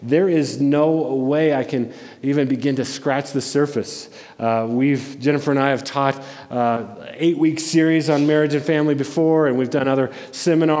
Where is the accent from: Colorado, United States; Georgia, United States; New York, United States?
Colorado, United States; Denver; I grew up in Denver